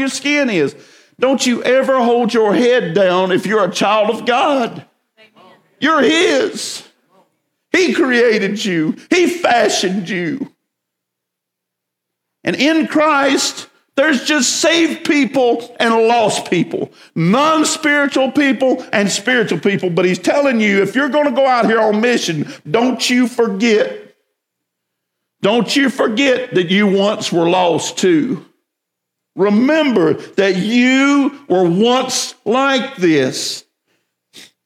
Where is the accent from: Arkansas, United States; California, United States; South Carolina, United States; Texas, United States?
South Carolina, United States; Winnsboro; also born or lived in Columbia, South Carolina; I was born in Baptist Hospital, Columbia, South Carolina. Shortly thereafter, I was moved to Winnsboro, South Carolina, Route 2, Box 11.